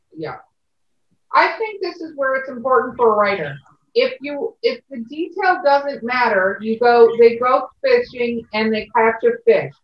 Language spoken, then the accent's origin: English; Los Angeles, California, United States; I grew up in Hollywood, California, but my family is from Minnesota